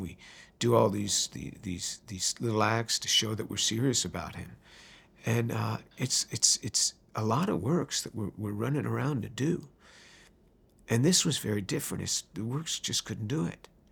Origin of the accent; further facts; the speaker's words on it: White Plains, New York, United States; also born or lived in Manhattan, New York City / Bronx, New York City; I was born in New York City, in Manhattan. My first home was in the Bronx, uh, but I really grew up in White Plains, which is just north of the city.